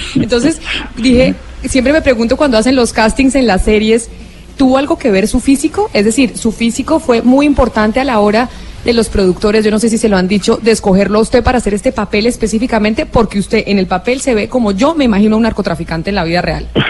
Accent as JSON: {"language": "Spanish", "country": "Colombia", "said": "aquí nosotros en Colombia."}